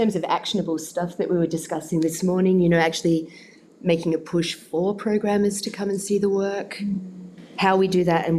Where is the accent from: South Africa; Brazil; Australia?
Australia; Western Australia; As a community, as a sector, as West Australian makers.